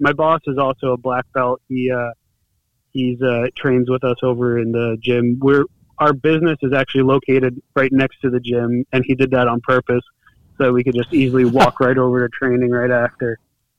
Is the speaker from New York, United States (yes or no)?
yes; Monroe, New York, United States; also born or lived in Bronx, New York; I was born and raised in New York. Grew up in the Bronx until I was 8, and then I moved up to where our gym, where Trinity and I train at in Middletown, is located. I'm from Monroe, New York